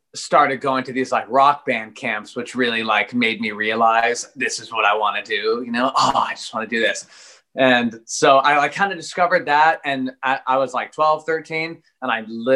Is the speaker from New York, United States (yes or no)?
no; Eugene, Oregon, United States; born and raised Eugene, the 541 PNW baby.